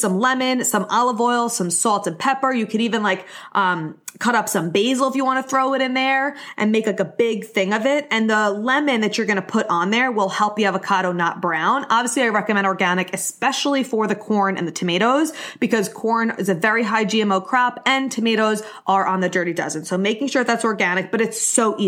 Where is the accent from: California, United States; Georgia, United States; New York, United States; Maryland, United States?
New York, United States; Long Island; I'm from Long Island. I don't say cookouts. We say barbecue